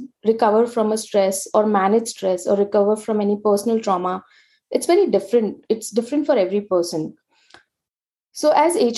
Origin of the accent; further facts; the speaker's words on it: Mumbai, Maharashtra, India; I was born and brought up in India's commercial and entertainment capital, Mumbai, where I completed my graduation